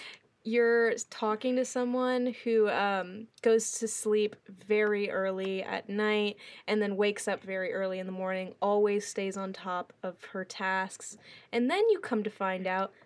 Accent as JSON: {"language": "English", "town": "New Orleans", "region": "Louisiana", "country": "United States", "tie": "born or raised there", "said": "which you heard before. My major is music business for now. And my hometown is New Orleans."}